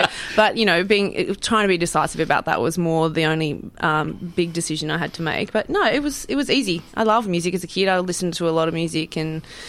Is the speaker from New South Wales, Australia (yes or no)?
yes; Orange, New South Wales, Australia; moved away; also born or lived in Sydney / Mackay, Queensland; I was born in Sydney. So originally born in Sydney. Yeah. And then as a small child, we moved to New South Wales, which was Orange.